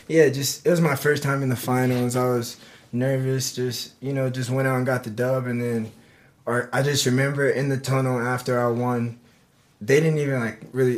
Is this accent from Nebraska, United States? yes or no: yes; Omaha, Nebraska, United States; moved away as an adult; I'm from Omaha, Nebraska.